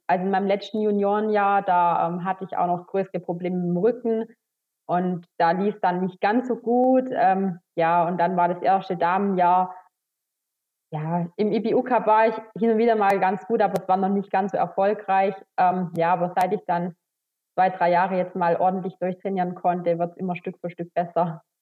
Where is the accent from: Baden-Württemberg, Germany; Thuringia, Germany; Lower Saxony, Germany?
Baden-Württemberg, Germany; Schramberg; komme aus dem Schwarzwald. Geboren bin ich im Schra in Schramberg, das liegt im Landkreis Rottweil, also wirklich ähm, mittendrin im Schwarzwald.